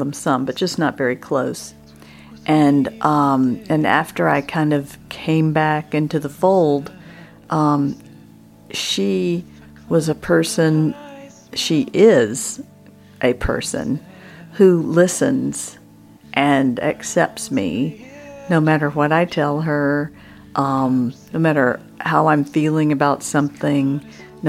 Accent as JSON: {"language": "English", "country": "United States", "said": "I'm from the United States"}